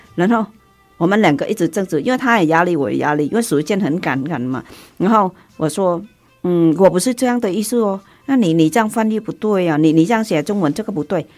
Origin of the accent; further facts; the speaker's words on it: Southern Vietnam, Vietnam; accent: southern Vietnamese; Chinese is a second language; moved away as an adult; now in Taiwan; 我在南越出生长大，所以我就平时讲话都是讲南越的